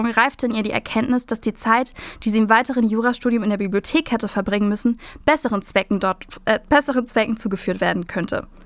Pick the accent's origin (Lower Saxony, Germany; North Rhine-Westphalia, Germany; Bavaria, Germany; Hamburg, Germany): Hamburg, Germany; Ich bin Hamburgerin.